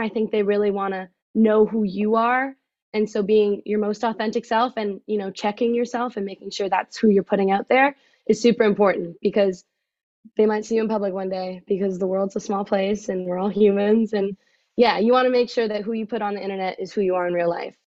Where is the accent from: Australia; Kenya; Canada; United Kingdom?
Canada; Oxford, Ontario; I am from Oxford, Canada, so a little north